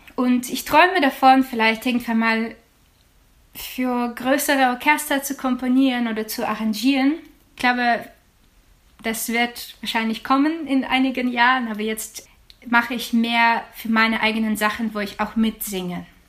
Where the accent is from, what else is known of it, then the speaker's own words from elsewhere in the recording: Ukraine; German is a second language; now in Germany; für mein Heimatland